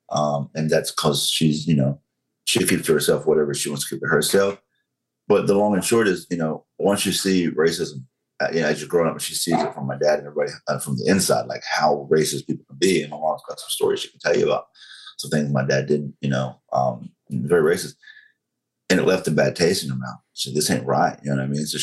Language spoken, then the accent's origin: English; the Bible Belt, United States; I was openly against gay marriage because I was raised in you know the Bible Belt. I was raised in Pentecostal sure. church.